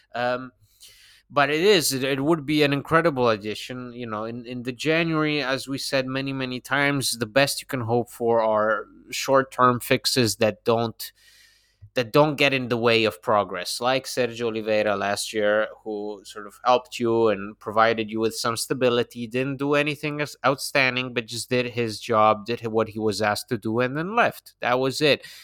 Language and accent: English; Bologna, Emilia-Romagna, Italy; I'm from Bologna